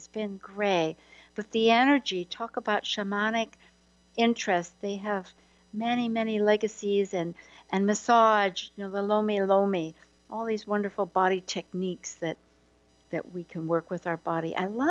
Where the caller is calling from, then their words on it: Hawaii, United States; I'm actually Skyping from Hawaii.